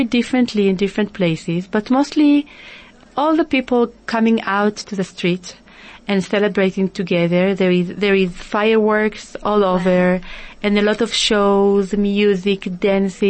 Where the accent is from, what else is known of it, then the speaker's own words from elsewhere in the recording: Israel; moved away as an adult; now in South Africa; I was growing up in Israel, living in Israel all my life